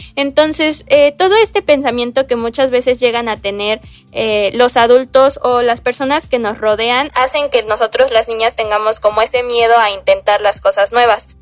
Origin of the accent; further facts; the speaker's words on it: Veracruz, Mexico; yo tengo 18 años y yo soy de México, especialmente del estado de Veracruz.